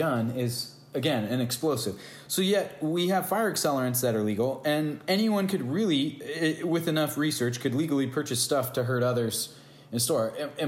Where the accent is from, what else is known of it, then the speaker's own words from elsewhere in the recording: United States; also born or lived in California; I'm an American